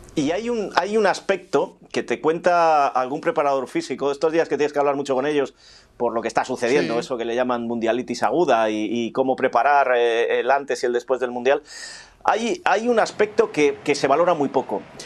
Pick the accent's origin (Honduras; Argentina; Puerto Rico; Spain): Spain; soy español